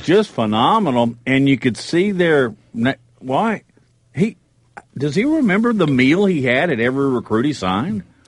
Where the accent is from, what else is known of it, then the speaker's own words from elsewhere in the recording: Huntsville, Alabama, United States; I grew up in Huntsville, so I'm very familiar with that area